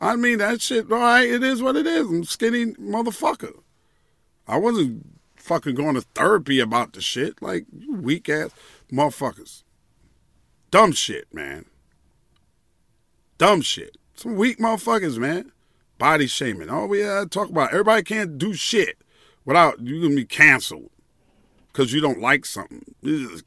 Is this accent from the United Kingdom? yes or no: no; New York City, New York, United States; I'm from Queens